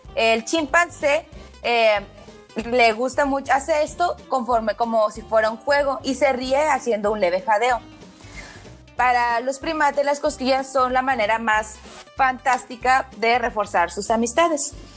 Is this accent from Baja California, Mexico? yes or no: yes; Tijuana, Baja California, Mexico; also born or lived in Culiacán; yo soy de Tijuana, pero viví un ratito en, Culiacán. Ajá, porque mi familia es de allá